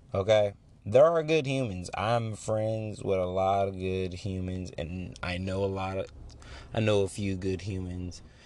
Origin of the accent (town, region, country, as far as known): United States